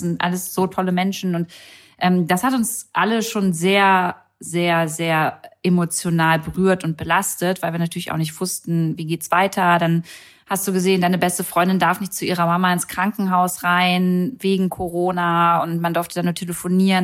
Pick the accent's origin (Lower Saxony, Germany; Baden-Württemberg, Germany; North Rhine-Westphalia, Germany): Lower Saxony, Germany; Braunschweig; now in Berlin, Germany; wir kommen beide aus Braunschweig